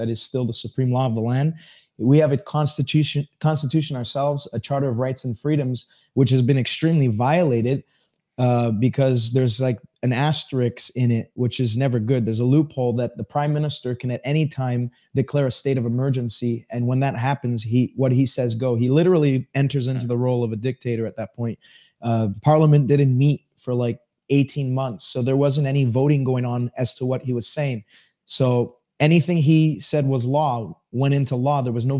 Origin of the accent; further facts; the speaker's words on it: Montreal, Quebec, Canada; born and raised in Montreal.